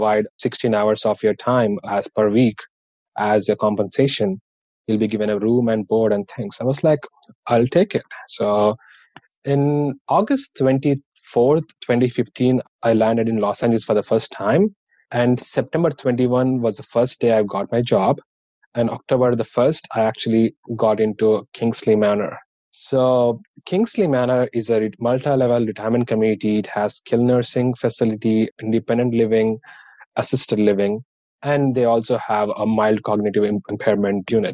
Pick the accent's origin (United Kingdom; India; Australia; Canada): India; Hyderabad, Telangana; English is a second language; moved away as an adult; now in United States; I'm from India and from Hyderabad